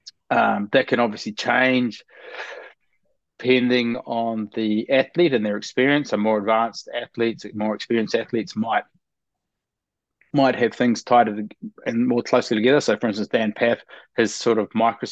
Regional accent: New Zealand; moved away as an adult; also born or lived in Perth, Australia / Shanghai, China; now in Australia; I grew up in New Zealand

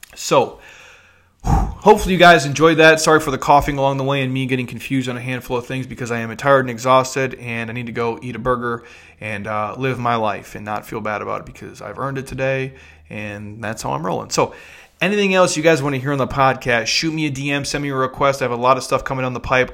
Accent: Midwest, United States; I'm from the Midwest

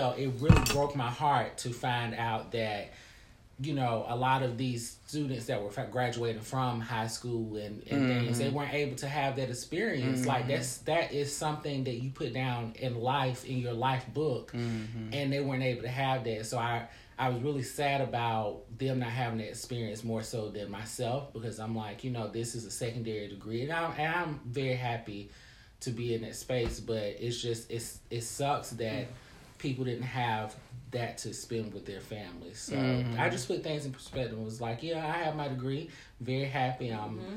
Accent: the South, United States; I come from the South

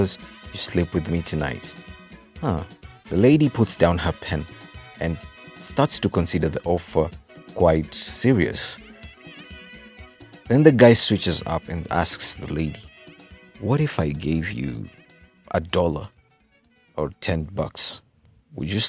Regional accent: Kenya; I'm Kenyan. I'm true to my Kenyan roots

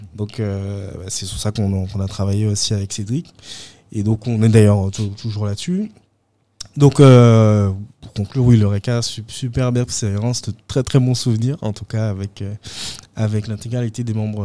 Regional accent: Guadeloupe; moved away

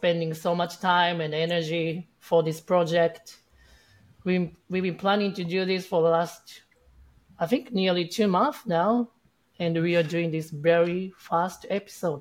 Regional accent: Japan; moved away as an adult; also born or lived in Australia; now in United States; I'm originally from Japan, but I moved to Australia 10 years ago. And 2 years ago, I came to the States.

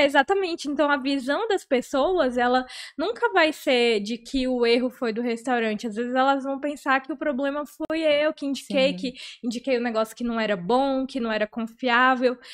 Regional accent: Porto Velho, Rondônia, Brazil; Sou, sou nascida e criada aqui de Porto Velho.

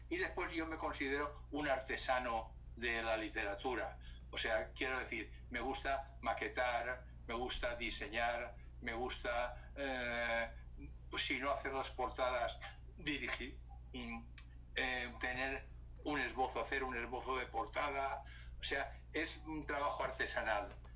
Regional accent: Valencia, Valencian Community, Spain; que es del barrio donde yo nací, del barrio de Ruzafa, ah. que es un barrio muy popular y con mucho arraigo en Valencia

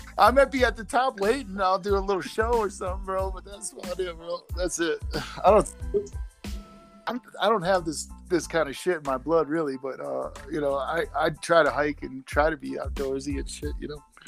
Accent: Chicago, Illinois, United States; moved away as an adult; now in Colorado, United States; I'm from Chicago area, so uh, basically, I uh, decided to up and move with my girlfriend to uh, Colorado

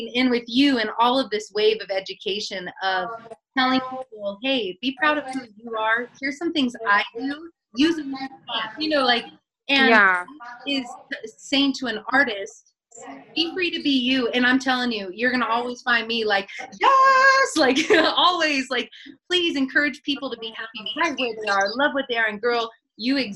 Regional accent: Northern California, United States; also born or lived in Santa Monica / Dallas; now in Reno, United States; I'm from the West Coast. I'm from Northern California

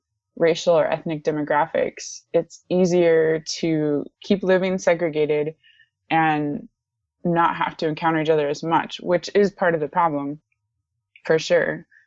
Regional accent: DR Congo; I am descended from Northwestern Europeans. I am a US citizen, and I was born and raised in Central Africa, primarily the Democratic Republic of Congo.

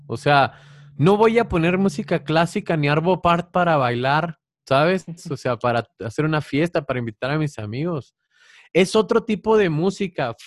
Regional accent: Chihuahua, Mexico; agarré uno de mi tierra, que es de Chihuahua, que yo bailé ese bailable de niño

